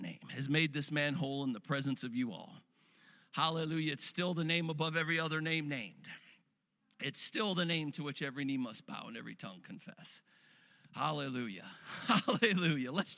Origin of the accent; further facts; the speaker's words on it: Cleveland, Ohio, United States; I grew up in Cleveland, weather very similar to Erie, Pennsylvania. And, you know, us Rust Belt Northerners are used to lake effect snow.